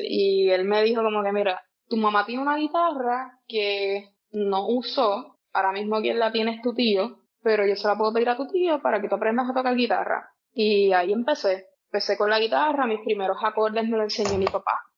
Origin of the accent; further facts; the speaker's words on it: Peñuelas, Puerto Rico; also born or lived in Yauco / Ponce; Nací en Yauco, pero me crié en Peñuelas